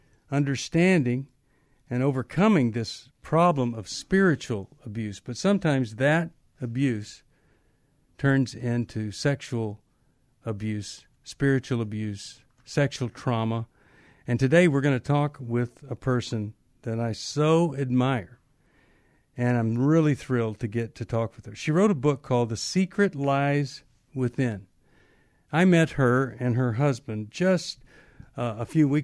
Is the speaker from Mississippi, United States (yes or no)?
no; Texas, United States; I was growing up in Texas